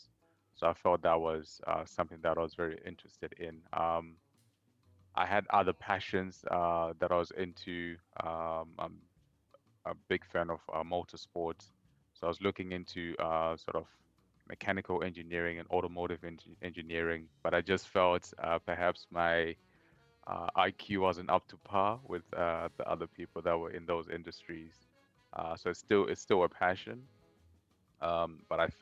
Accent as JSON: {"language": "English", "country": "Zimbabwe", "also_born_or_lived": "Kuala Lumpur, Malaysia", "moved": "as an adult", "lives_now": "Malaysia", "said": "I am originally from Zimbabwe, and I'm currently based here in Malaysia"}